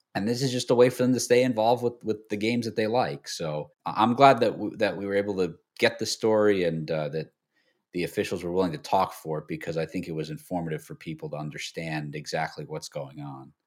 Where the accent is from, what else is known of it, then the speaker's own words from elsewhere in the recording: New York, United States; I grew up in New York